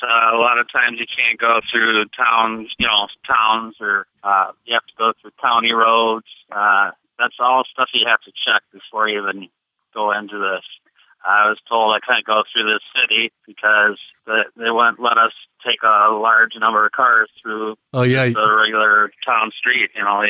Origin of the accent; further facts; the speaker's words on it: Minnesota, United States; I'm from Minnesota